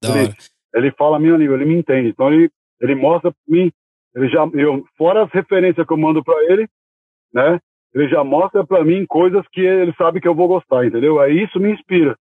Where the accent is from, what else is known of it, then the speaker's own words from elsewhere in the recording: São Paulo, Brazil; eu sou natural da Zona Norte, né? Nascido e criado na Zona Norte. Sou criado da Zona Norte, de São Paulo.